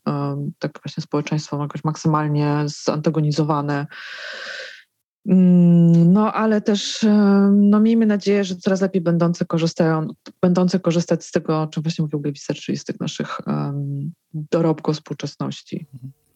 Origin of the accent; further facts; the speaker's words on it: Żywiec, Silesian Voivodeship, Poland; moved away; Moje rodzinne miasto, 30-tysięczny żywiec, zawsze miałam o nim poczucie, że dość konserwatywne.